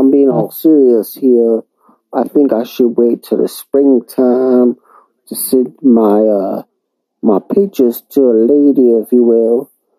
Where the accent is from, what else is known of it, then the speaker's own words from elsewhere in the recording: Alabama, United States; I'm from Alabama, though.